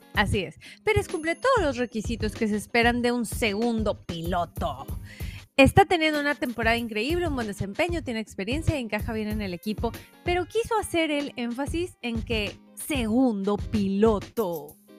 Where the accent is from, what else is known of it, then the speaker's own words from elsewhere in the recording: Mexico; se nos da muy bien como mexicanos